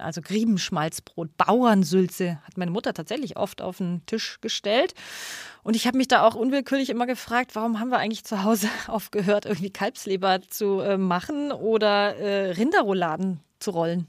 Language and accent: German; Munich, Bavaria, Germany; now in Berlin, Germany; Perfekt in meine Heimat